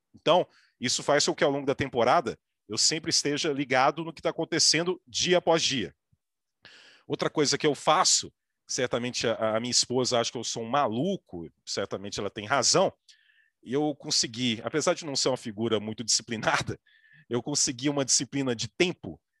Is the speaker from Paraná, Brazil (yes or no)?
no; Minas Gerais, Brazil; eu sou mineiro